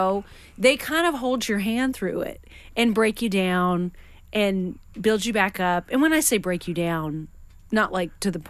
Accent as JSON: {"language": "English", "region": "Western Washington", "country": "United States", "tie": "born or raised there", "also_born_or_lived": "Nashville", "moved": "yes", "said": "I mean, I grew up in Washington State"}